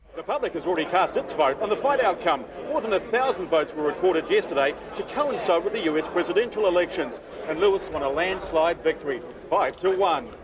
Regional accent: New Zealand; being a Kiwi

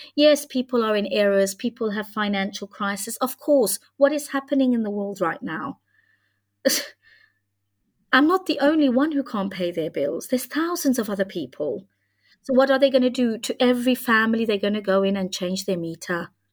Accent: Hungary; moved away; I come from Hungary

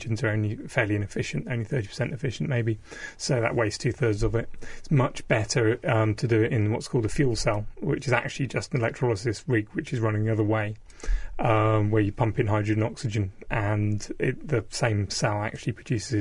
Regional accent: South Devon, South West England, United Kingdom; I grew up in South Devon on the coast

